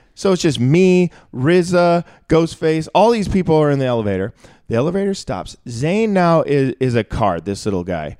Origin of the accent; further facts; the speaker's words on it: Minneapolis, Minnesota, United States; moved away; also born or lived in Chicago; I grew up in Minneapolis